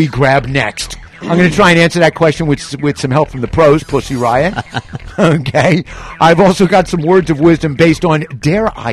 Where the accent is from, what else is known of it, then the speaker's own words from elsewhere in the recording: Northeast, United States; moved away; I'm from the Northeast